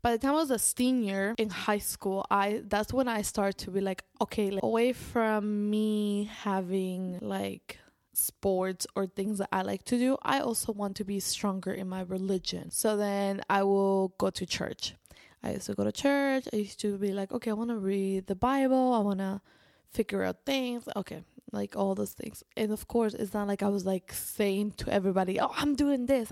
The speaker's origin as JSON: {"language": "English", "country": "Spain", "tie": "born or raised there", "said": "I was raised in Spain"}